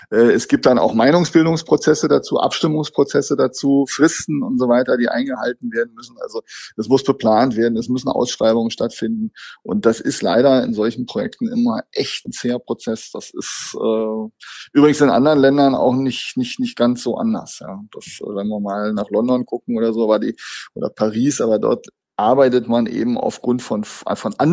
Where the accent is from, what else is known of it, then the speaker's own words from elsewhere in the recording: Berlin, Germany; Und dann ist immer die Frage, wollen wir als Berliner das? Ja, wollen wir das? Wollen wir unsere Stadt so